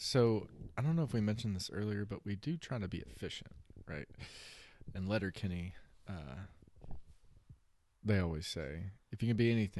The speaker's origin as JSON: {"language": "English", "region": "North Carolina", "country": "United States", "moved": "yes", "lives_now": "Kentucky, United States", "said": "So I'm not from Kentucky. I moved up here in 2009 from North Carolina. North Carolina is always going to be my home, but Kentucky, I like Kentucky a lot."}